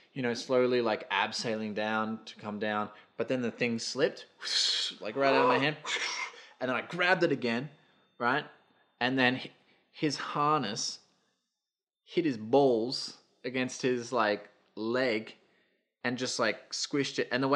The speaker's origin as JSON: {"language": "English", "town": "Brisbane", "region": "Queensland", "country": "Australia", "tie": "born or raised there", "said": "As a kid, when you were climbing over shit, when I grew up in Brisbane, part of my life, and New Farm Park had those big trees, those big ass trees."}